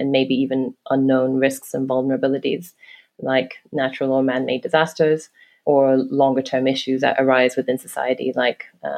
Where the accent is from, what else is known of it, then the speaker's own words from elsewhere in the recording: Hong Kong; also born or lived in London; now in New York City, United States; I grew up in Hong Kong. I lived in London for almost 10 years and then almost the same time in New York City